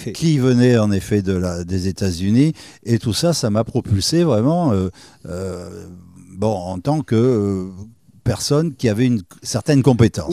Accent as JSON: {"language": "French", "town": "Andernos-les-Bains", "region": "Nouvelle-Aquitaine", "country": "France", "tie": "born or raised there", "also_born_or_lived": "Libreville, Gabon / Bordeaux", "said": "je suis au départ ce qu'on appelle un andernosien, c'est-à-dire je, viens du cœur du bassin. D'accord. moi, j'étais élevé par mes grands-parents à Bordeaux dans une pâtisserie. Je suis né à Libreville"}